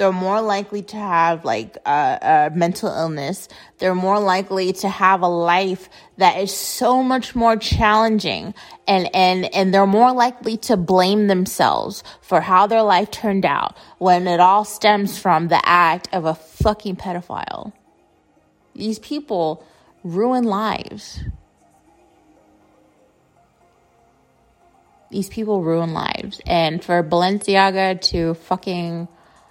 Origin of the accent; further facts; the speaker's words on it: United States; I grew up in America.